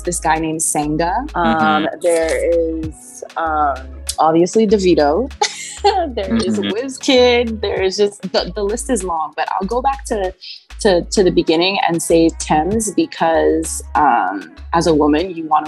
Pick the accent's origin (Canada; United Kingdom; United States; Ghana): Canada; Toronto, Ontario; We're all from Canada, Toronto, Canada.